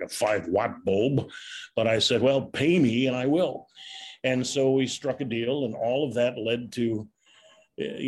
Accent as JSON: {"language": "English", "town": "Chicago", "region": "Illinois", "country": "United States", "tie": "born or raised there", "said": "growing up on the South Side, you know, working at Comiskey Park was kind of a childhood dream coming true"}